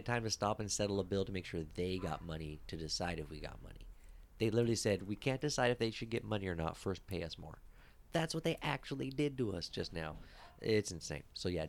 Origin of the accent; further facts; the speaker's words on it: Ireland; like you, I am also Irish.